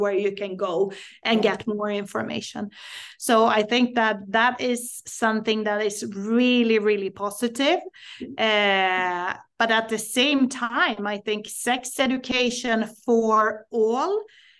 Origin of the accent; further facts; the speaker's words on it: Sweden; I am Swedish. I grew up in Sweden